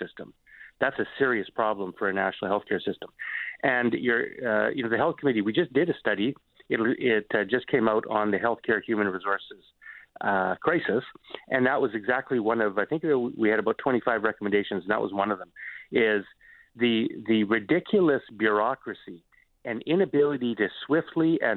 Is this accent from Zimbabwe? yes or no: no; Vancouver, British Columbia, Canada; I come from Vancouver. I come from British Columbia